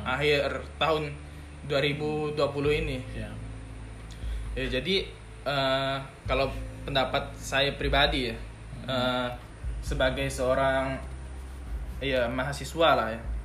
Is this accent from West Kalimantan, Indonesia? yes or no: yes; Sungai Jaga village, Sungai Raya district, Bengkayang Regency, West Kalimantan, Indonesia; asalnya dari desa Sungai Jaga